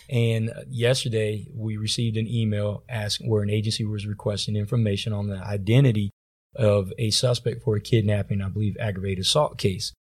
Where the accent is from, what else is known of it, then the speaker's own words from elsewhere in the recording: Tampa, Florida, United States; growing up in Tampa, Florida